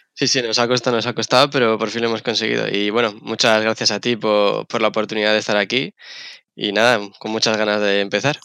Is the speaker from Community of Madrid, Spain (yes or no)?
yes; Madrid, Community of Madrid, Spain; also born or lived in Gran Canaria; yo crecí en Madrid, soy de Madrid, he crecido, estaba en Madrid